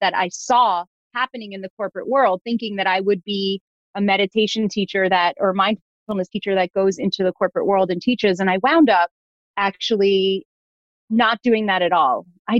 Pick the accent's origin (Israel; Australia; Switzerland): Israel; Jerusalem, Jerusalem District; born there; But I was born in Jerusalem, on my father's side, 19th generation born in Jerusalem.